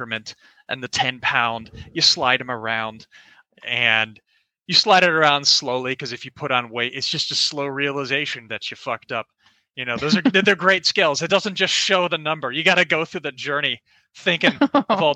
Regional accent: Orlando, Florida, United States; I'm from Orlando, Florida. Grew up there my whole life

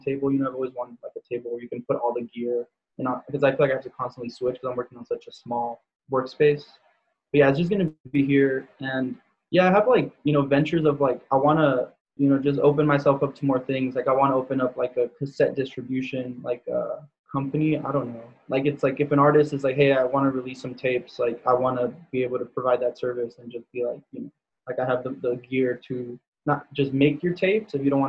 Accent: Pomona, California, United States; now in Glen Avon, United States; I'm from Pomona

